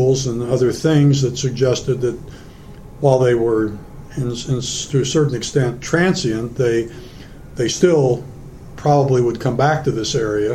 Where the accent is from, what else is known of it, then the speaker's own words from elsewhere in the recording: Topeka, Kansas, United States; also born or lived in Turkey; I was selected as an American Field Service exchange student from Topeka High School, summer of 1961